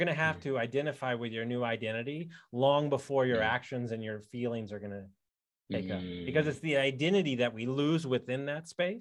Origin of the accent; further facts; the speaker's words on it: Texas, United States; I'm from Texas.